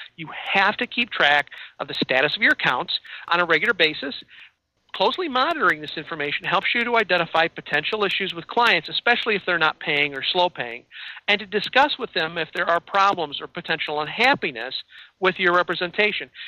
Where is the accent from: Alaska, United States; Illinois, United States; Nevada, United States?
Illinois, United States; now in Wisconsin, United States; I'm in I'm in Wisconsin but I come from Illinois